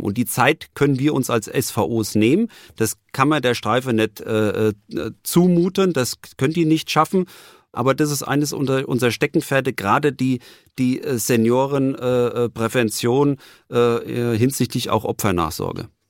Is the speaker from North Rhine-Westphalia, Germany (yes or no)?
no; Frankfurt, Hesse, Germany; echter Frankfurter. Ich bin 54 Jahre alt, äh, gebürtiger Frankfurter